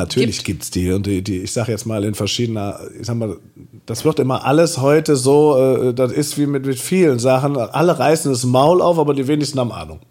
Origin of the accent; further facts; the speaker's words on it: Engelskirchen, North Rhine-Westphalia, Germany; now in Cologne, Germany; da bin ich groß geworden